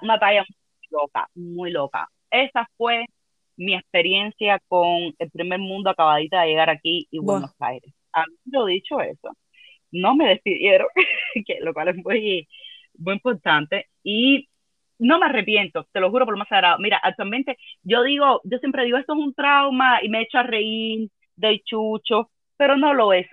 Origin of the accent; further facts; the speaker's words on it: Havana, Cuba; moved away as an adult; yo nunca me quise ir de Cuba